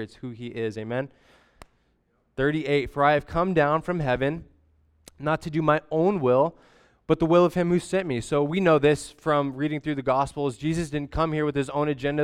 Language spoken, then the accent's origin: English; Grants Pass, Oregon, United States; also born or lived in Portland, Oregon; I was born in Grants Pass, Oregon, and then immediately life flighted, um, to Portland, Oregon